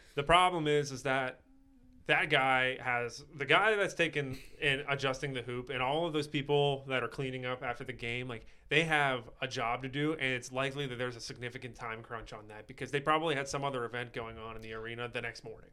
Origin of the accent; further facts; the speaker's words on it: Pittsburgh, Pennsylvania, United States; I'm from Pittsburgh